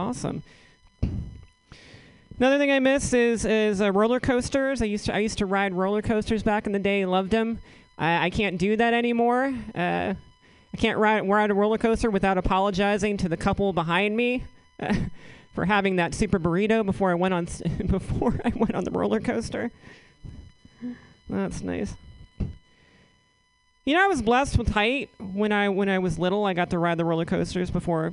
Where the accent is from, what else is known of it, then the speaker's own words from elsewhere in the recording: southeastern Virginia, United States; moved away; I'm originally from the South. Grew up in southeastern Virginia